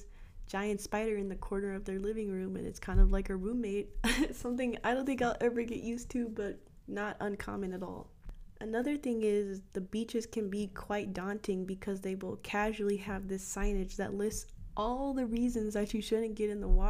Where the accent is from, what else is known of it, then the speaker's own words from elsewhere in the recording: United States; moved away as an adult; now in Australia; being an American